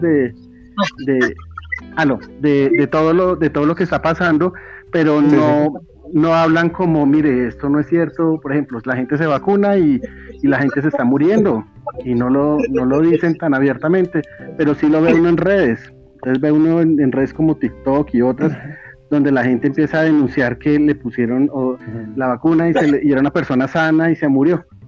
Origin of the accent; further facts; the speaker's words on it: Bogotá, Colombia; yo soy, yo soy de Bogotá, Colombia